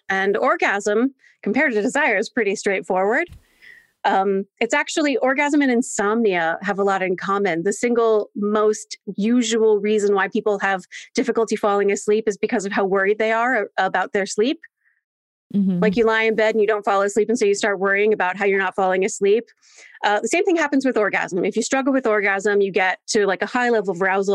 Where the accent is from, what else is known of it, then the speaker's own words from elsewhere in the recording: Delaware, United States; I was born and raised in Delaware, and Delaware is a very small state.